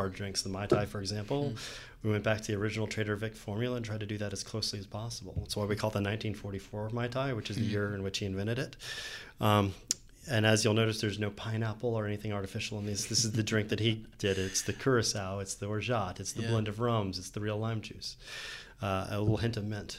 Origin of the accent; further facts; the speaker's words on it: Atlanta, Georgia, United States; growing up in Atlanta